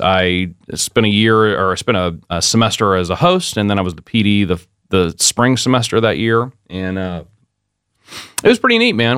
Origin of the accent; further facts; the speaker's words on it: Modesto, California, United States; moved away as an adult; also born or lived in San Diego, California; now in Pensacola, United States; my hometown where I grew up was in Modesto, California